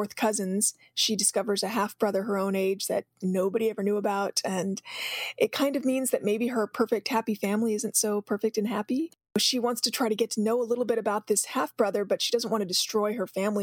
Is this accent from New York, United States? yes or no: no; Mesa, Arizona, United States; a girl growing up in Mesa, Arizona, which is where I'm from